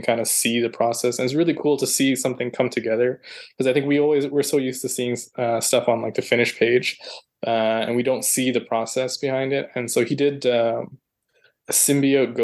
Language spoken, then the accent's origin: English; Toronto, Ontario, Canada; Toronto is my hometown, so I've been living here for well over a decade now